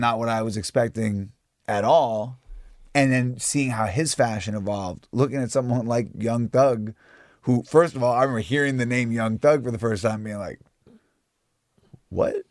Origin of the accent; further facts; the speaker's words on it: New York, United States; growing up in New York